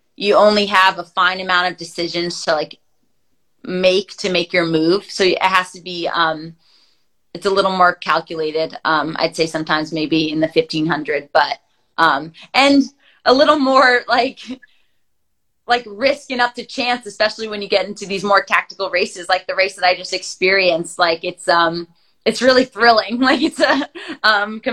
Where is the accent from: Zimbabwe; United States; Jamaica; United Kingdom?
United States; the Millrose Games, like 15 minutes from my hometown